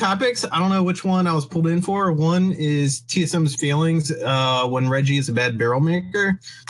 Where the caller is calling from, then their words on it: Maryland, United States; I'm calling from Maryland.